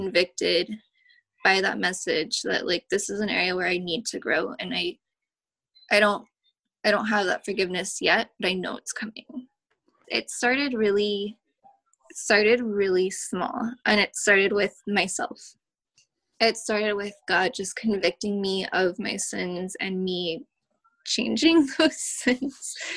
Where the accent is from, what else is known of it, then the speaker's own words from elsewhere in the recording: Oakland, California, United States; I'm from the Bay Area, grew up in Oakland